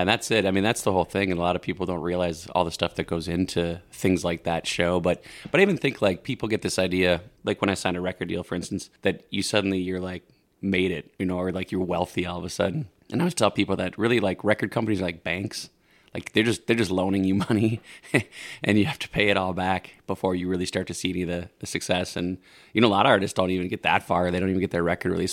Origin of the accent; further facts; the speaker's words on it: St. Cloud, Minnesota, United States; moved away as an adult; now in Woodbury, United States; I'm from St. Cloud originally